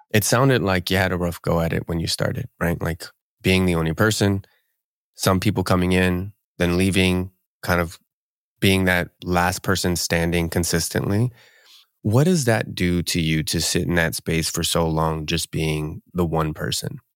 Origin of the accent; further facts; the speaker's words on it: outside of the Philadelphia area, Pennsylvania, United States; moved away as an adult; now in Seattle, United States; I'm actually from the East Coast, so I'm, I'm right right out uh, outside of the Philadelphia area, and moved